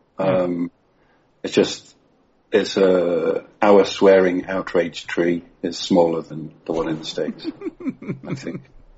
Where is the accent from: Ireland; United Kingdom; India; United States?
United Kingdom; England; I'm English.